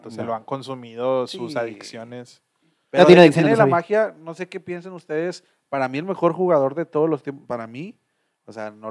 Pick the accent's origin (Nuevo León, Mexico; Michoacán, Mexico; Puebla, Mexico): Nuevo León, Mexico; Monterrey; nosotros somos de Monterrey